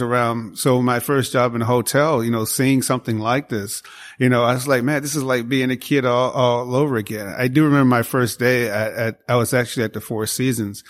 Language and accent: English; Chicago, Illinois, United States; moved away; I grew up in Chicago, south side of Chicago